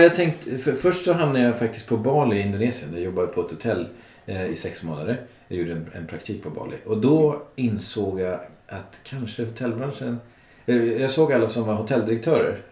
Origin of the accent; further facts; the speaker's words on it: Resarö, Stockholm County, Sweden; moved away as an adult; also born or lived in Dubai; now in Stockholm, Sweden; jag är uppvuxen på Resare